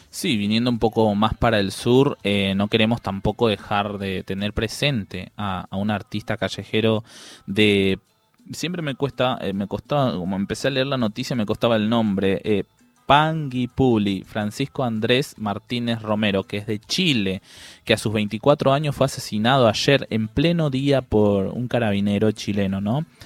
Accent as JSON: {"language": "Spanish", "country": "Paraguay", "said": "yo soy paraguayo"}